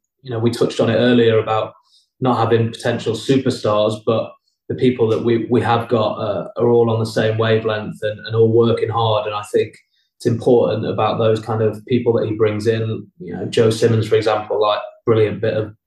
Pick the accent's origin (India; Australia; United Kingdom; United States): United Kingdom; England; moved away as an adult; now in Pau, France; three English-speaking English blokes